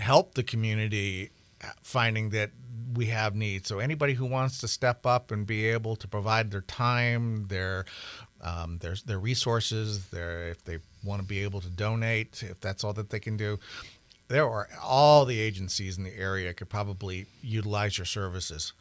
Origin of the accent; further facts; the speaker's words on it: the South, United States; now in Montana, United States; I grew up in the South